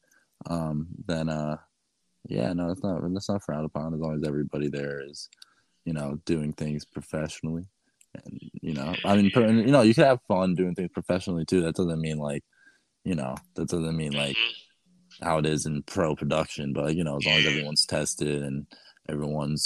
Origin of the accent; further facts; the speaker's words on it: New Jersey, United States; also born or lived in Miami / Las Vegas; Right now I'm in New Jersey. That's my home state.